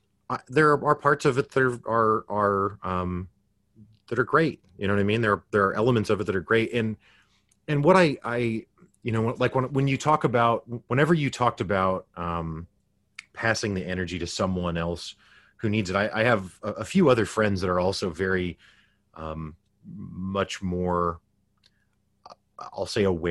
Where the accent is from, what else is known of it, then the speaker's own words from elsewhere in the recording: Springfield, Missouri, United States; I grew up in the Midwest United States, Springfield, Missouri, which is known as the Bible Belt.